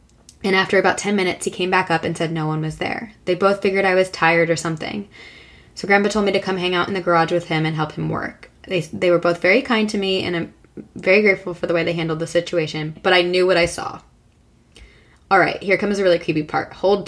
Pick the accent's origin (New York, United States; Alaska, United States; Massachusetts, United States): New York, United States; New Rochelle; I grew up on Brookside Place, which is located in a blue-collar neighborhood in New Rochelle, New York. It's a small city that sits on the Long Island Sound and touches the North Bronx.